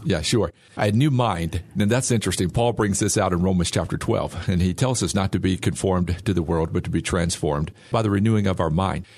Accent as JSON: {"language": "English", "town": "Bastrop", "region": "Louisiana", "country": "United States", "tie": "born or raised there", "moved": "yes", "said": "I'm from Bastrop, Louisiana close to Monroe."}